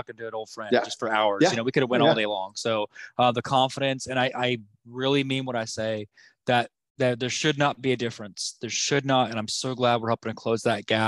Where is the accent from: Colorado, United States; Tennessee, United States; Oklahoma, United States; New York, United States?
Oklahoma, United States; Norman; Even though we're from Norman